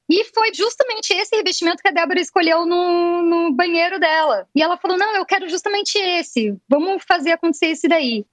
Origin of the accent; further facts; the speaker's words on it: Curitiba, Paraná, Brazil; nós somos de Curitiba